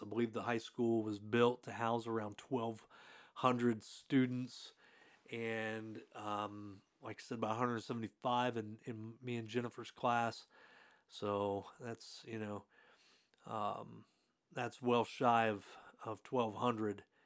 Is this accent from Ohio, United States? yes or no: no; Hartford City, Indiana, United States; I grew up in Hartford City, Indiana